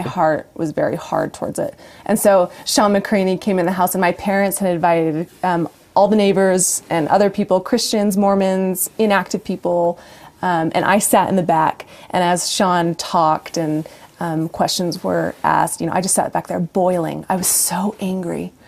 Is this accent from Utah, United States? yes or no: yes; Brigham City, Utah, United States; also born or lived in Logan, Utah / Farmington, Utah / Boise, Idaho; I was born in Logan. Oh. Um, I grew up until the age of nine in Farmington, and then a brief moment in Boise, Idaho, and then we, uh, well, my parents built yeah. a home in Brigham City, and from sixth grade on, I grew up there.